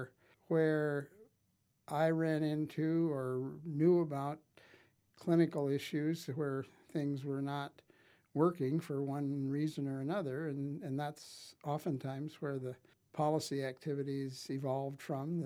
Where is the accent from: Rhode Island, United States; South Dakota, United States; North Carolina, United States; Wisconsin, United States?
South Dakota, United States; Wessington Springs; I grew up in Wessington Springs, or on a farm, actually, west of Wessington Springs